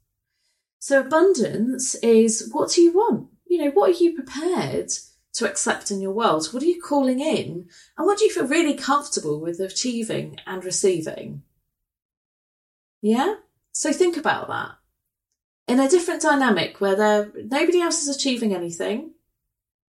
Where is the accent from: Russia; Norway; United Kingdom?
United Kingdom; England